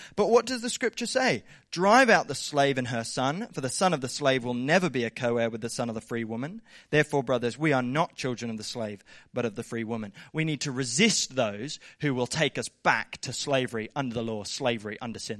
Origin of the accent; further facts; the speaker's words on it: Southern Highlands, New South Wales, Australia; I grew up in the Southern Highlands